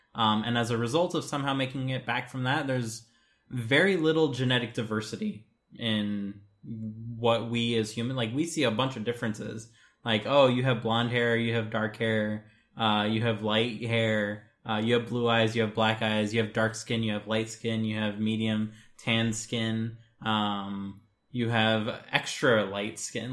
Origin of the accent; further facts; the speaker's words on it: United States; as an American